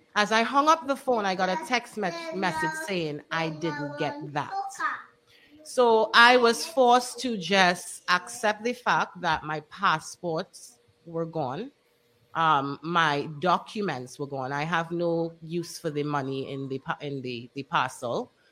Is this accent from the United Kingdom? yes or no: no; Trinidad & Tobago; also born or lived in United States; now in Dominica